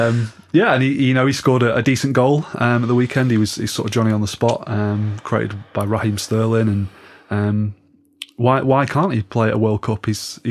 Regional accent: the north of England, United Kingdom; I think the fact that I'm northern has something to do with it.

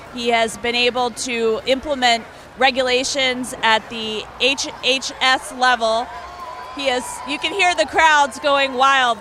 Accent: Atlanta, Georgia, United States; we're coming from Atlanta, Georgia

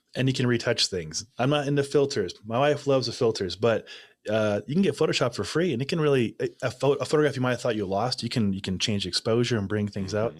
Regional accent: Nebraska, United States; I'm from Nebraska.

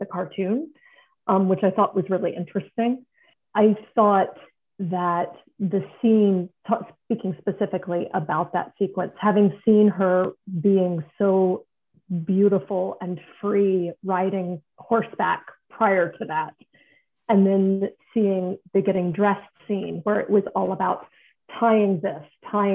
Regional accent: United States; also born or lived in Oklahoma; I'm an American

